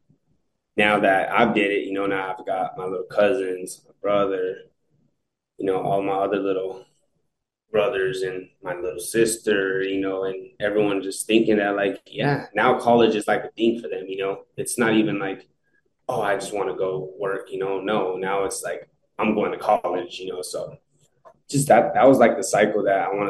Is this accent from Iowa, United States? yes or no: no; Eloy, Arizona, United States; stay in my hometown